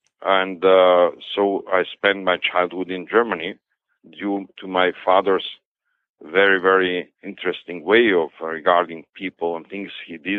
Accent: Skopje, North Macedonia; English is a second language; moved away; also born or lived in Istanbul / Munich / Paris; But as I said, growing up in Skopje, I did not spend my life there.

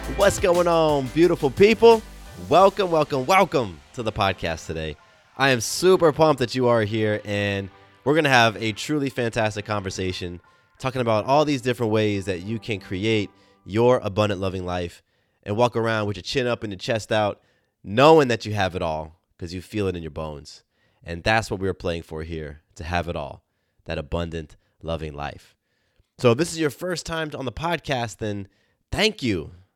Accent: Southern California, United States; I grew up in Southern California

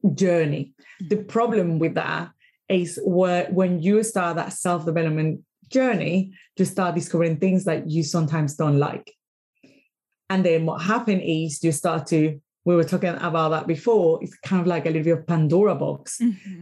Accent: Caracas, Capital District, Venezuela; English is a second language; moved away as an adult; now in United Kingdom; I am from Venezuela, I am from Caracas

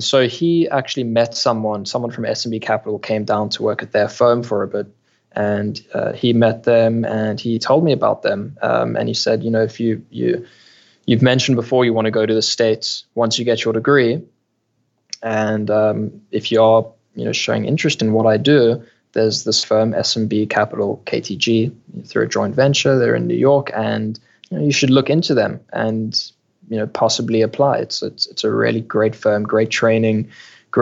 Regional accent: Cape Town, Western Cape, South Africa; Born and raised in Cape Town, South Africa, went to school here, studied here

